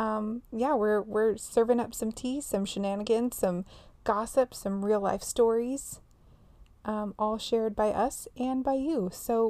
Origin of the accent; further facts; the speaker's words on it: Tehachapi, California, United States; my family was born and raised in Tehachapi. We are like the Native Americans of the mountains